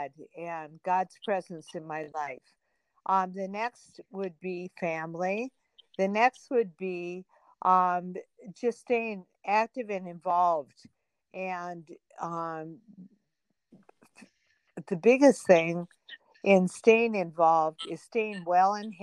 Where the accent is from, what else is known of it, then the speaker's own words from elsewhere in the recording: Minnesota, United States; we're from Minnesota